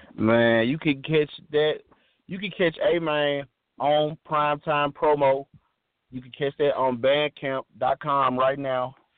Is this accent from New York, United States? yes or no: no; Memphis, Tennessee, United States; from Memphis, Tennessee